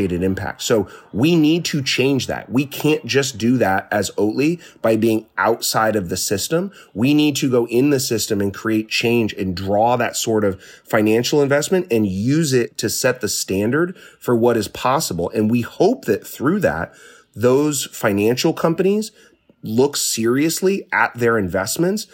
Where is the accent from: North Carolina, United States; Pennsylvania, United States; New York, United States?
Pennsylvania, United States; moved away; the small town where I grew up in Pennsylvania